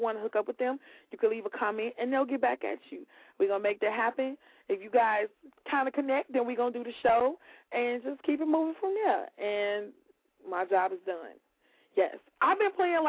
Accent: Chicago, Illinois, United States; accent: West Side; I'm from the West Side because of the way I say a car.

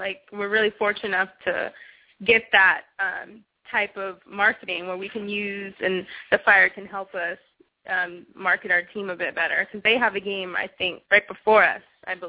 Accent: Los Angeles, California, United States; moved away as an adult; now in Chicago, United States; I'm from Los Angeles originally.

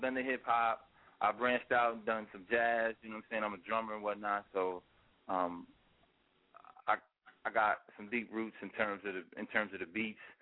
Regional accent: New York City, New York, United States; also born or lived in Virginia; now in Philadelphia, United States; I'm from Queens

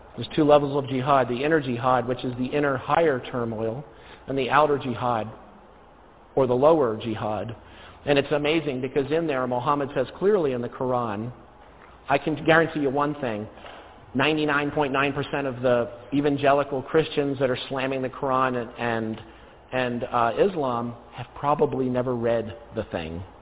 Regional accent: New Jersey, United States; I'm originally from New Jersey

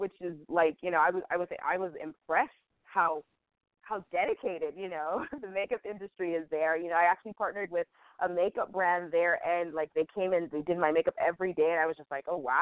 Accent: United States; as a woman, as an American woman

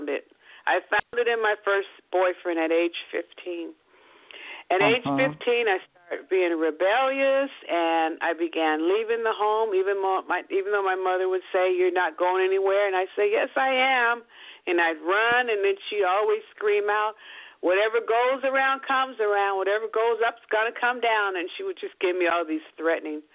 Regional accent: Seattle, Washington, United States; also born or lived in Kent, Washington; I grew up in Seattle, Washington

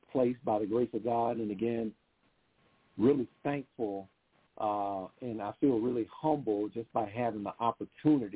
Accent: Huntsville, Alabama, United States; my hometown of Huntsville, Alabama

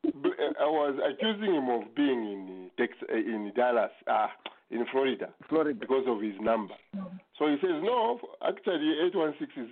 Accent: Zambia; moved away as an adult; also born or lived in Dover; now in Okotoks, Canada; I was born in Zambia

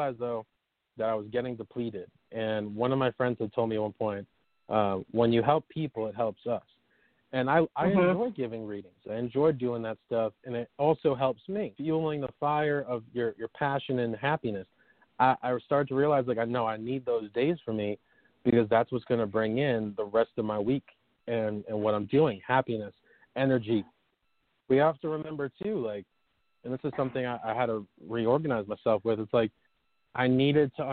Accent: New York, United States; moved away as an adult; also born or lived in California; I moved from California from where I was back to my hometown, New York

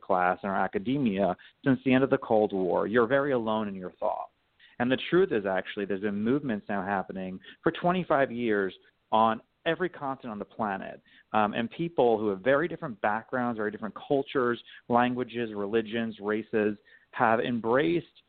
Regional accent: New York City, New York, United States; I'm from New York City

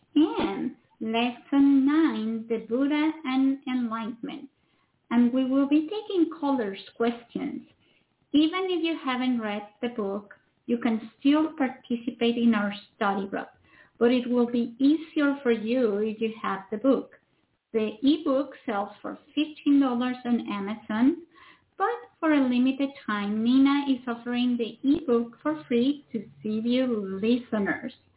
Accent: Mexico; now in United States; I come from Mexico

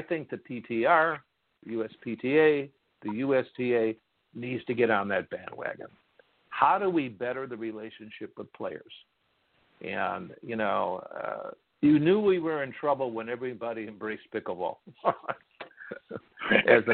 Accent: Chicago, Illinois, United States; moved away; I'm originally from Chicago

